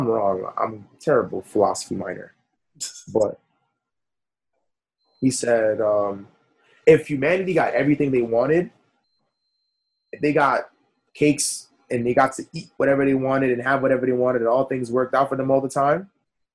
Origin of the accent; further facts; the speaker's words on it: New York City, New York, United States; I was born in Brooklyn, went to Kings mm-hmm. County Hospital over here in East Flatbush